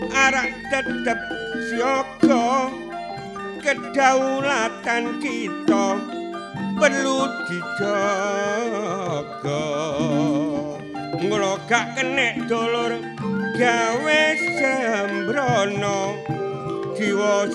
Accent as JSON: {"language": "Javanese", "town": "Mojokerto", "region": "East Java", "country": "Indonesia", "said": "aku teko Mojokerto kono."}